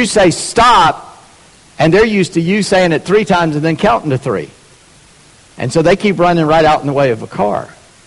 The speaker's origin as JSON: {"language": "English", "region": "the South", "country": "United States", "said": "I'm a Southerner."}